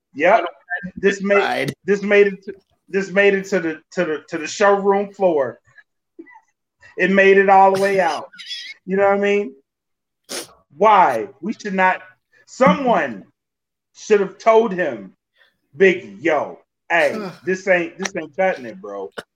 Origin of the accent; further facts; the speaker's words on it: Louisiana, United States; I'm from Louisiana.